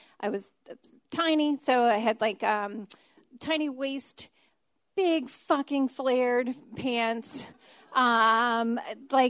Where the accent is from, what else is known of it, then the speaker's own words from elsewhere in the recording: Annapolis, Maryland, United States; I grew up in Annapolis, so I'm hanging out a lot in Baltimore City